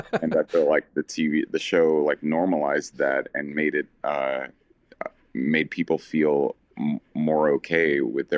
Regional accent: Southern United States, United States; I didn't have that kind of visibility as a little gay boy growing up in the South.

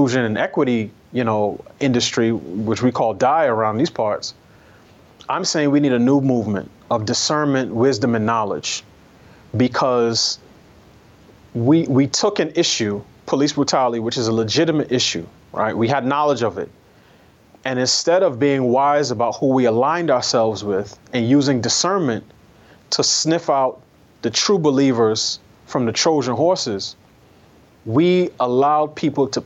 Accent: New York, United States; I'm a New Yorker, I grew up taking public transportation.

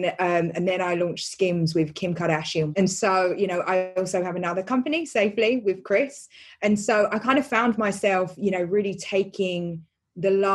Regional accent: London, United Kingdom; I grew up in East London

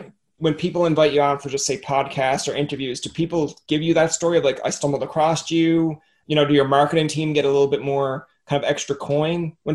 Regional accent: Newfoundland and Labrador, Canada; I'm from Newfoundland

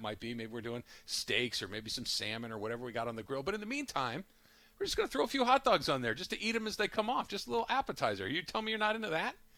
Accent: Arcadia, California, United States; growing up in Arcadia

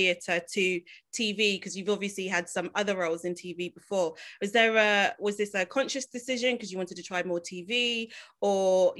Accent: London, United Kingdom; I grew up in Tulse Hill, so I always love to shout out a fellow South Londoner.

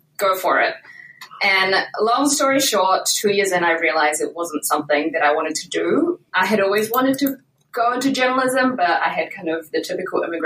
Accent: New Zealand; moved away; In case you can't tell from my accent, I'm originally from New Zealand

